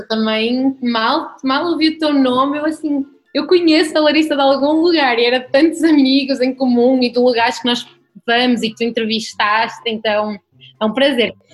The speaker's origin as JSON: {"language": "Portuguese", "town": "Arouca", "region": "North", "country": "Portugal", "tie": "born or raised there", "also_born_or_lived": "Brazil", "moved": "as an adult", "said": "Eu fui criada nessa casa, em Arouca, no interior de Portugal"}